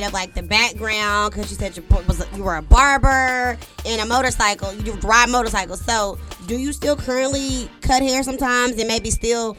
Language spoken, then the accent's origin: English; Texas, United States; I'm from Texas.